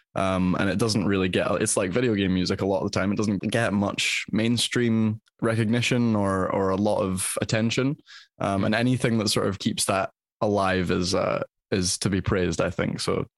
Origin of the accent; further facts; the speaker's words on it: Scotland, United Kingdom; as a Scotsman